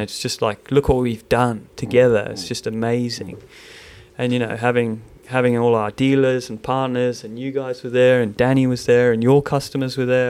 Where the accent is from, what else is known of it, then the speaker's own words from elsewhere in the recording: South Africa; now in Melbourne, Australia; I'm South African